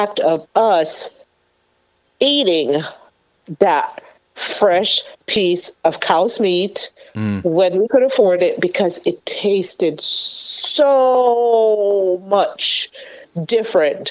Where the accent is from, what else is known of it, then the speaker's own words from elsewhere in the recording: Jamaica; moved away; The meat that I grew up on, and I grew up in Jamaica